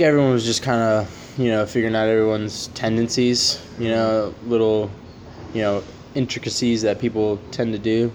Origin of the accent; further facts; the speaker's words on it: Savannah, Georgia, United States; also born or lived in Chapel Hill / Charleston; now in Statesboro, United States; I'm from Savannah, Georgia.